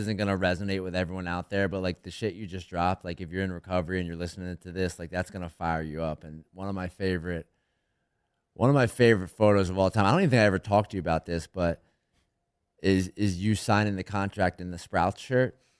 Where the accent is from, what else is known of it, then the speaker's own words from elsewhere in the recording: right outside of Philadelphia, Pennsylvania, United States; I grew up right outside of Philly